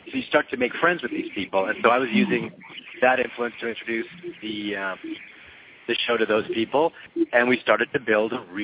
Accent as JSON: {"language": "English", "town": "Montreal", "region": "Quebec", "country": "Canada", "tie": "born or raised there", "moved": "as an adult", "lives_now": "Los Angeles, United States", "said": "I grew up in Montreal, Canada"}